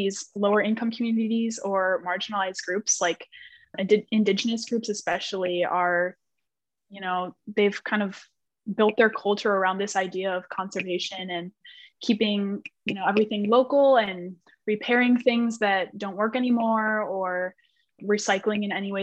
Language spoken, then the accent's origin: English; Chicago, Illinois, United States; I'm from the Chicagoland area